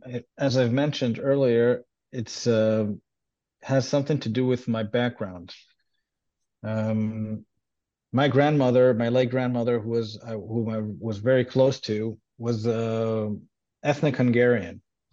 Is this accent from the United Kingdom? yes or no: no; Israel; first language Hebrew; English is a second language; And I grew up in Israel, and I grew up Jewish, and I speak Hebrew. That's my native language.